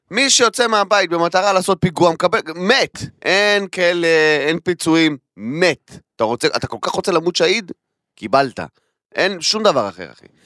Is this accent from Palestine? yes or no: yes; Kiryat Arba, Hebron Governorate, Palestine; אני גדלתי בקריית ארבע, אחי, אני גדלתי בחברון